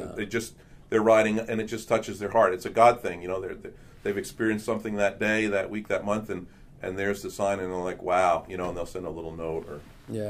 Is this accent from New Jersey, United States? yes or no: yes; Hawthorne, New Jersey, United States; I grew up in Hawthorne Public Schools, I went to Washington School, went to Roosevelt School, and then proud graduate of Hawthorne High School, best class ever, 1970.